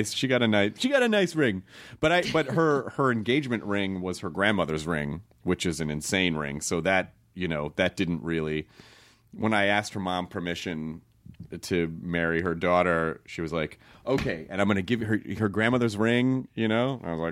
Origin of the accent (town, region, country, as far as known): Tennessee, United States